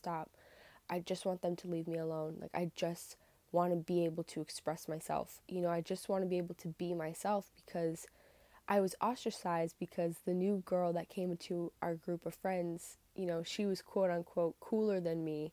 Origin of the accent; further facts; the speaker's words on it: Northern Massachusetts, United States; I'm from Northern Massachusetts in the United States